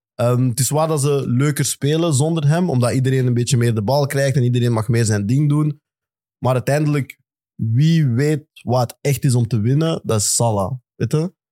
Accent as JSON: {"language": "Dutch", "country": "Belgium", "said": "als Belgen"}